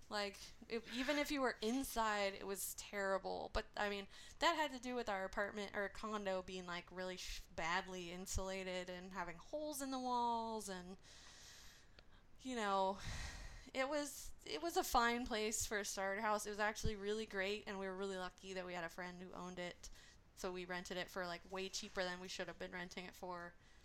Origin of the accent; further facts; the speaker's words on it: Orange County, California, United States; now in Inland Empire, United States; We're you know, we came from Orange County, and we are in... Inland Empire now.